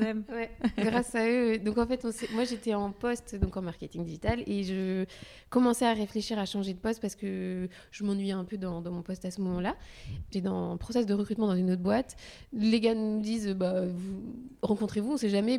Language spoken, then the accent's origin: French; Loir-et-Cher, Centre-Val de Loire, France; moved away as an adult; also born or lived in Paris; now in Nantes, France; je suis née dans le Loir-et-Cher. Et donc, j'ai grandi là